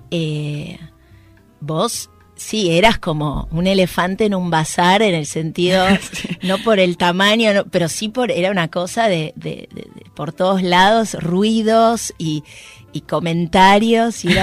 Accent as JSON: {"language": "Spanish", "area": "western Greater Buenos Aires", "region": "Buenos Aires Province", "country": "Argentina"}